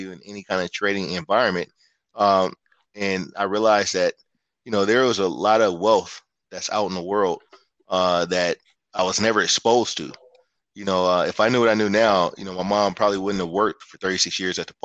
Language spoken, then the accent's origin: English; San Francisco Bay Area, California, United States; I'm originally from the Bay Area. I grew up in San Francisco, Oakland area